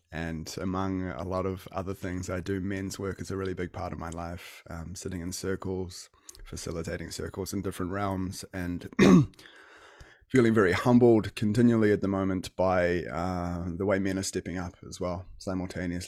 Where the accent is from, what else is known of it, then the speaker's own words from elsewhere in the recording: Auckland, New Zealand; also born or lived in Whangarei, New Zealand; I was born in Whangarei originally, and I've lived in Auckland most of my life